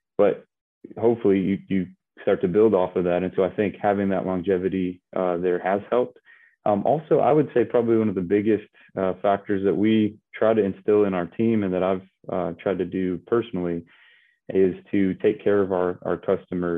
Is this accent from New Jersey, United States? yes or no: no; Michigan, United States; I grew up in Michigan